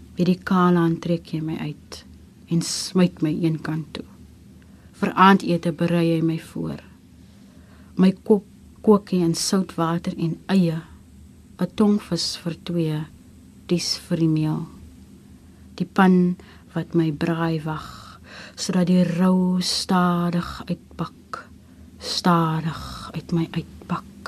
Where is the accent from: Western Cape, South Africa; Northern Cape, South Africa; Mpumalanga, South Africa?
Western Cape, South Africa; Gansbaai; moved away as an adult; also born or lived in Genadendal; Afkomstig van Gansbaai, gebore in Getoe, hoërskool gegaan in Genadendal, um ehm, 2007 Kaapstad toe gekom om te kom studeer